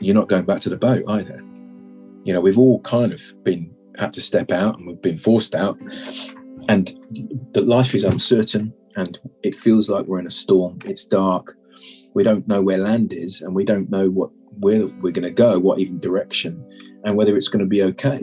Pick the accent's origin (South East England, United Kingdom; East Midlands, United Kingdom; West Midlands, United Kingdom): West Midlands, United Kingdom; Malvern; now in Tauranga, New Zealand; I'm English and grew up in the West Midlands in a beautiful town called Malvern, which is about 7 miles from Worcester.